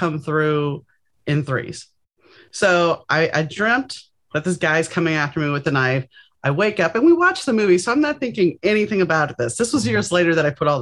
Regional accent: New Orleans, Louisiana, United States; now in Los Angeles, United States; I grew up in New Orleans, so we had Mardi Gras and Epiphany.

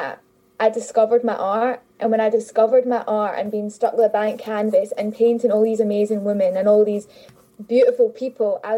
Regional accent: Glasgow, Scotland, United Kingdom; I grew up in Glasgow my whole life

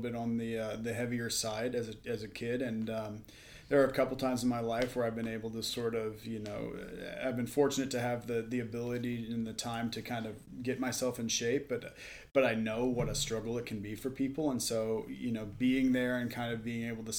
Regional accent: Dallas, Texas, United States; moved away as an adult; also born or lived in Stanford, California / Colorado / Madison, Wisconsin / Knoxville, Tennessee; now in Las Vegas, United States; I grew up in Dallas, Texas

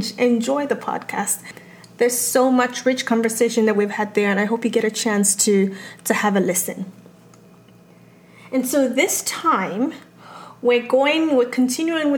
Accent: Lagos, Nigeria; now in United States; growing up in Lagos, Nigeria

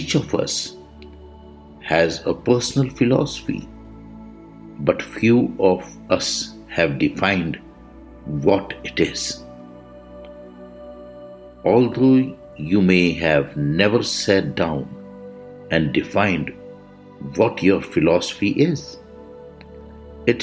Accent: India; I am the Indian monk.

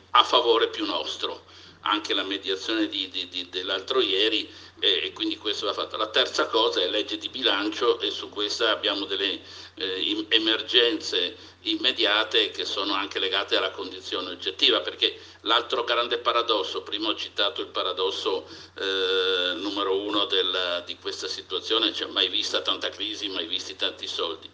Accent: Venice, Veneto, Italy; io da veneziano

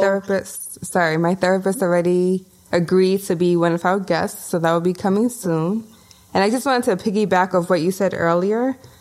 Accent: New York City, New York, United States; moved away as an adult; now in New Jersey, United States; I am Brooklyn born and raised, Bushwick to be specific

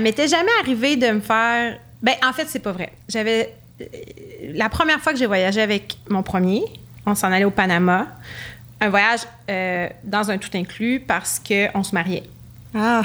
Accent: Quebec City, Quebec, Canada; Mais les deux, on vient de Québec

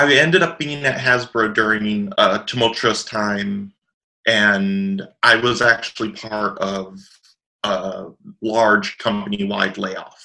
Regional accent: South Florida, United States; also born or lived in Chicago, Illinois / Georgia; I was raised in South Florida

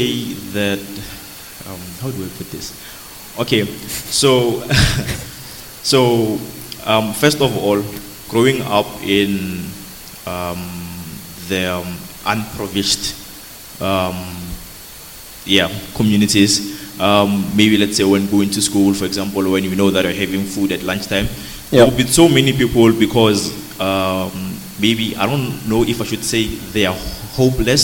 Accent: Pretoria, Gauteng, South Africa; Born in Pretoria, currently studying LLB at the University of Pretoria

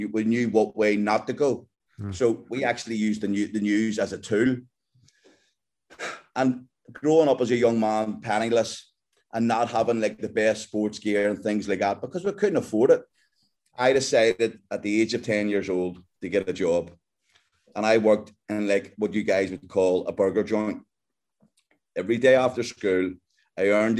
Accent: Belfast, Northern Ireland, United Kingdom; I'm just a kid from Belfast in Northern Ireland. And we grew up, you know, me and my brother and sister in a house full

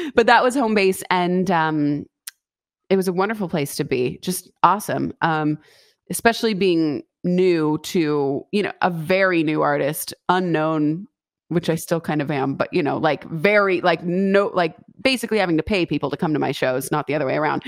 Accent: West Coast, United States; also born or lived in Boston / Los Angeles; I'm born and raised on the West Coast

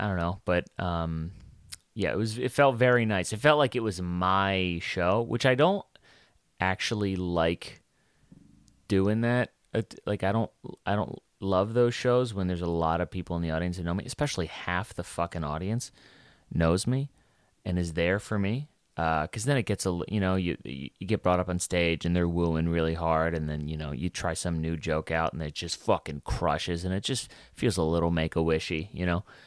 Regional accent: New York City, New York, United States; I'm from Brooklyn

